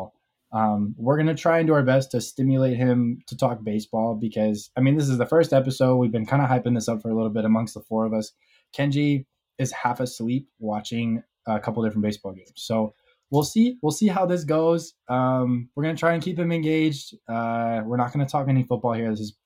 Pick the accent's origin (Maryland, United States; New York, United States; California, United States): Maryland, United States; Baltimore; I'm from Baltimore.